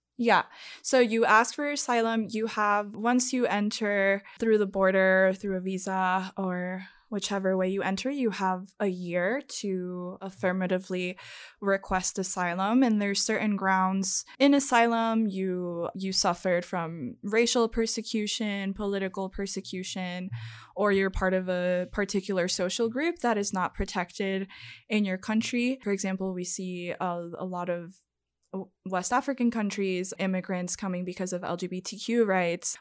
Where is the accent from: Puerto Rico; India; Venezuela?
Puerto Rico; moved away; I am from Puerto Rico